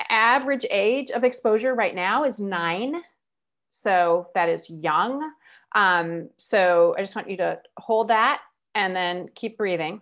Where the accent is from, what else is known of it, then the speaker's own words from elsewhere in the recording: United States; I'm American